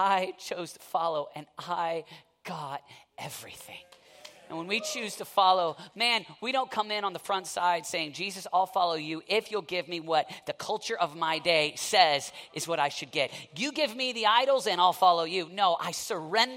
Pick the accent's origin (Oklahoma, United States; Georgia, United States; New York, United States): Oklahoma, United States; I'm from Oklahoma. Herrnhut, you know, that's how we say it in Oklahoma